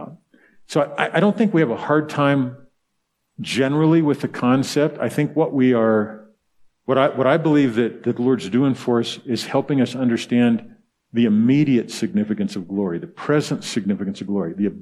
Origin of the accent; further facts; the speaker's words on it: the South, United States; I'm from the South